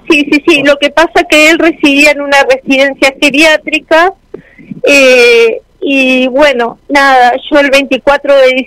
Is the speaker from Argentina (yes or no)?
yes; San Miguel, Argentina; soy de San Miguel.